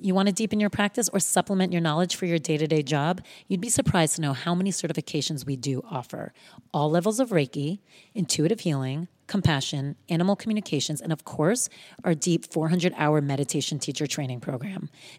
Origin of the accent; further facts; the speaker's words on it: East Coast, United States; Like, obviously I'm from the East Coast.